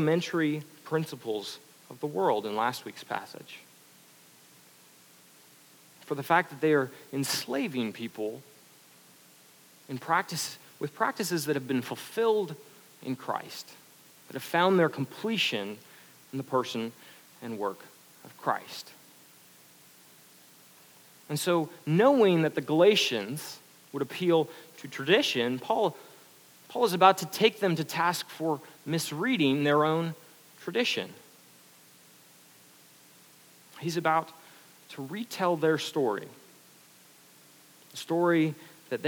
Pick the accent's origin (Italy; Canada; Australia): Canada; now in United States; I'm Canadian